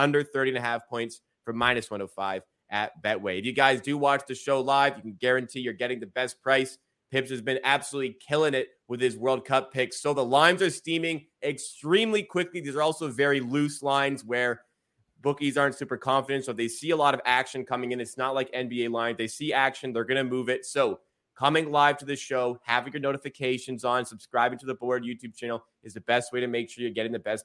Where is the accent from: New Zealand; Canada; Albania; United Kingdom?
Canada; I like what I'm hearing as a Canadian